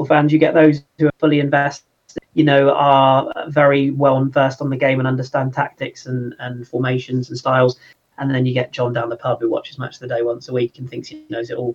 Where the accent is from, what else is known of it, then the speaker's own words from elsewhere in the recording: London, United Kingdom; moved away; grew up in the Arsenal sort of area of North London when I was very young